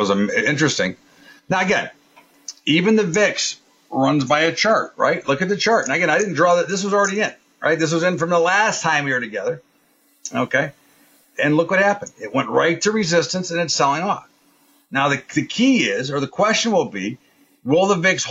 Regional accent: United States; I'm an American

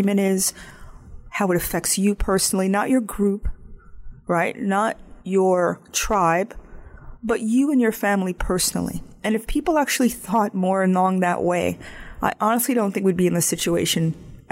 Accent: United States; I live in the United States. I'm not a South African. I'm not a Canadian. And I have certain norms that I grew up with that makes me proud of my country.

